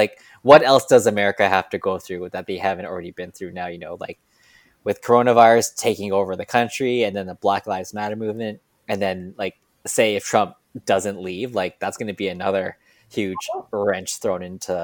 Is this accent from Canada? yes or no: yes; Canada; born there; and I was born in Canada